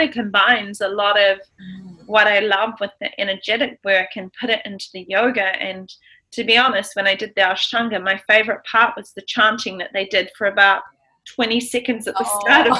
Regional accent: New Zealand; also born or lived in Los Angeles, United States; I'm a New Zealander

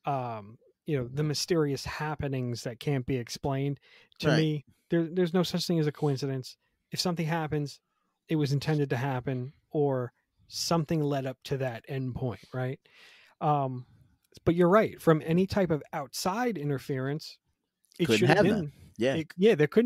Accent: United States

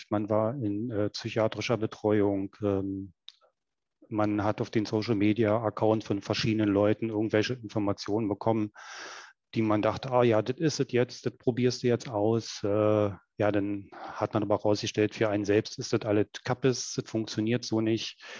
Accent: Berlin, Germany; accent: Berlin; Wie man hört, ähm, ich komme aus der Ecke von Berlin und ähm, der ist halt auch immer noch sehr stark.

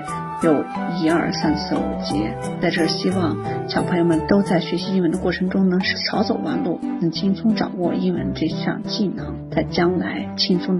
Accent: China; 那我们中国的孩子

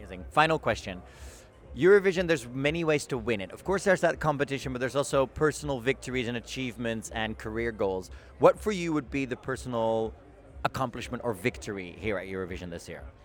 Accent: Amsterdam, North Holland, Netherlands; I was born and raised in Amsterdam

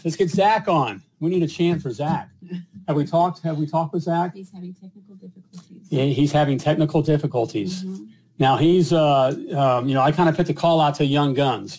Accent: Dayton, Ohio, United States; Now I'm from Dayton, Ohio

